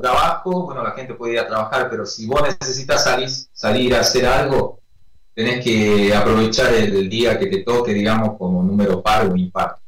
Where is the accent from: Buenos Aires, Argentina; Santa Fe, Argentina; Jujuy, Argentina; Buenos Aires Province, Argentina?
Jujuy, Argentina; Perico; now in San Salvador de Jujuy, Argentina; soy de Perico, que es una localidad que queda acá a 30 kilómetros.